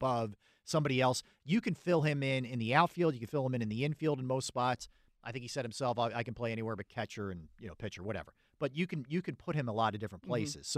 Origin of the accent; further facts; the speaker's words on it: Delaware County, Pennsylvania, United States; I'm from Delco